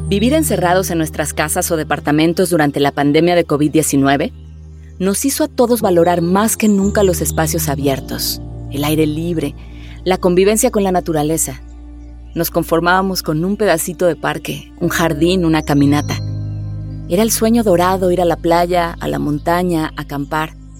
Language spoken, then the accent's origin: Spanish; Mexico; soy actriz, pero sobre todo soy mexicana